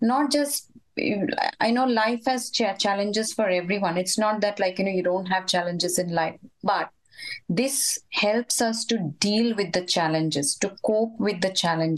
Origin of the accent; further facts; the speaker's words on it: India; When we came from India, I had joined family over here.